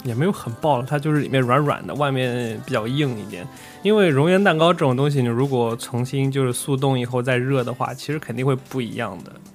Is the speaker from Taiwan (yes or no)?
no; China; moved away; 我们中国人